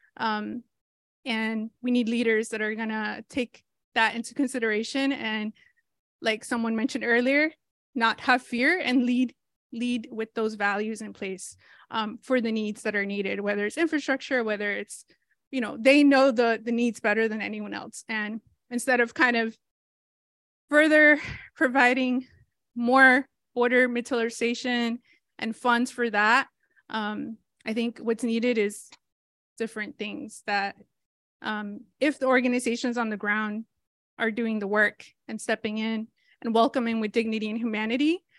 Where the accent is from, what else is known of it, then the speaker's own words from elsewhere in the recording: Rhode Island, United States; also born or lived in Mexico; I grew up undocumented in Rhode Island